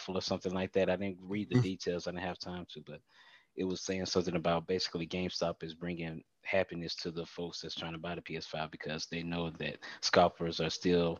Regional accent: near Pearl / Jackson / Richland, Mississippi, United States; It was actually Pearl, but it's roughly the same distance. It's about like a 10-minute difference from my hometown.

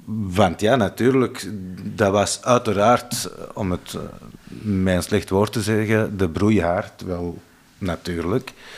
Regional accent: Kempen, Flanders, Belgium; bij ons in de Kempen

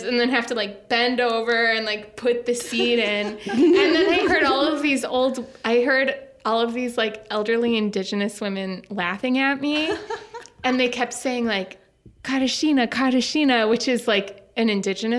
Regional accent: Minnesota, United States; accent: thick Minnesota; I had like a thick Minnesota accent that I would try to speak Spanish

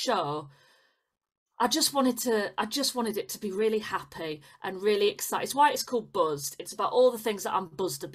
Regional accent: Leeds, Yorkshire and the Humber, United Kingdom; Leeds City Varieties, which is like my hometown one. Yeah. That's where I used to go and watch the pantomime every Christmas.

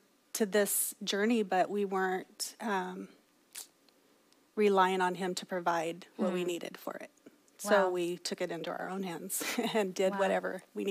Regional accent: Kerman, California, United States; also born or lived in Tranquillity, California; I grew up in Tranquility.

